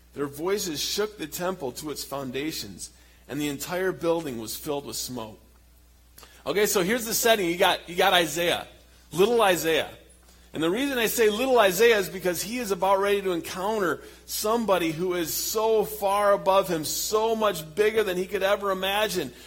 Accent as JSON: {"language": "English", "region": "Michigan", "country": "United States", "also_born_or_lived": "Papua, Indonesia", "moved": "as an adult", "lives_now": "Indonesia", "said": "we're from Michigan"}